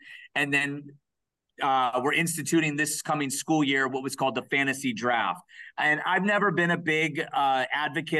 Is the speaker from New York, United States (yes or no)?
no; Cleveland, Ohio, United States; moved away; also born or lived in Brook Park, Ohio / Parma Heights, Ohio; my hometown of of C-Town, Cleveland. So that's where I was born and raised.